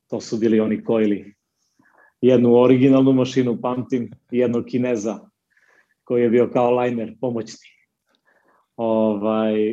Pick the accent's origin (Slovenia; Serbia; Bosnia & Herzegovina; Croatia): Serbia; Niš, Nišava District; dolazim iz Niša, u kom živim i radim.